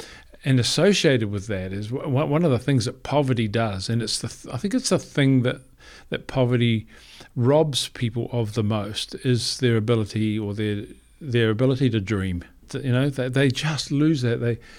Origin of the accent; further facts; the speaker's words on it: New Zealand; And I mean, you know, we came from New Zealand. We didn't really have a hibiscus tree where we lived.